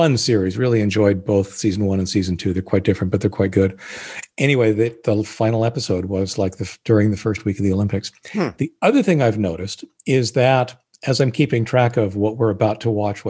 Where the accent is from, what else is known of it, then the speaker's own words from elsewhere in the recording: Canada; I was born in Canada